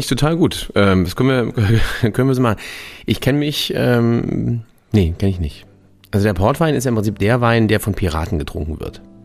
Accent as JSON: {"language": "German", "country": "Germany", "said": "wir als Deutsche"}